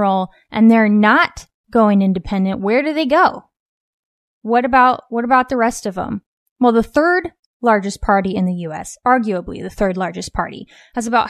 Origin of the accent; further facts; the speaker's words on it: West Coast, United States; a mother, author, and cultural commentator born and raised on the West Coast.